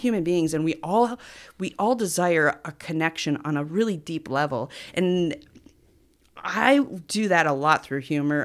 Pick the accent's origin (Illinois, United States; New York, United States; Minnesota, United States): New York, United States; Cliff Haven; We're from Cliff Haven